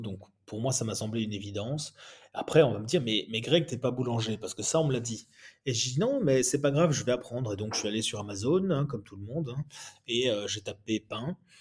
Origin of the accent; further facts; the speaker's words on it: Belgium; moi je suis belge